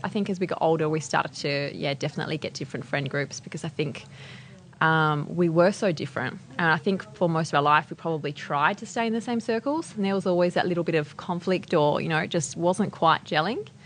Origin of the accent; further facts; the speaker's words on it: Adelaide, South Australia, Australia; moved away; I grew up in Adelaide, so a little bit far